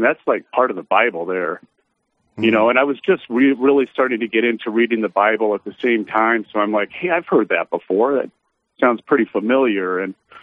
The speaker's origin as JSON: {"language": "English", "region": "California", "country": "United States", "tie": "born or raised there", "said": "I was actually born and raised in California"}